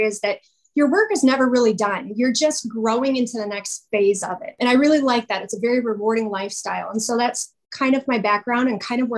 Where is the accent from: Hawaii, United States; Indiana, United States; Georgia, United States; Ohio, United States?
Indiana, United States; Northwest; I grew up just outside of Chicago, actually, about 30 minutes outside of Chicago in Indiana, in Northwest Indiana